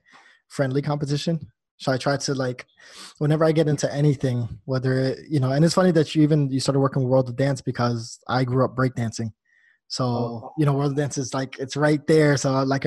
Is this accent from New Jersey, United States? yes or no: yes; New Jersey, United States; I'm natively from New Jersey. So, like, you know, growing up there, I've never felt myself as like a New Yorker